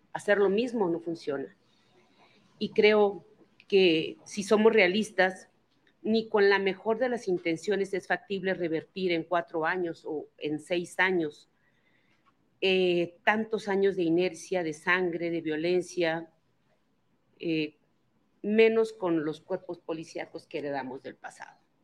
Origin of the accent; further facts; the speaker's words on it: Baja California, Mexico; la paz regresó en mi estado